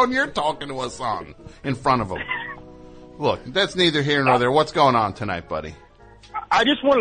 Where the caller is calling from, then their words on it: Las Vegas, Nevada, United States; Calling from Las Vegas.